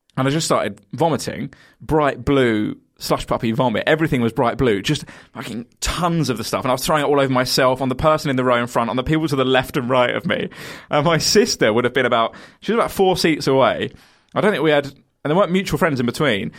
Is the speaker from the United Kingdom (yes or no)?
yes; Kent, South East England, United Kingdom; I'm from Kent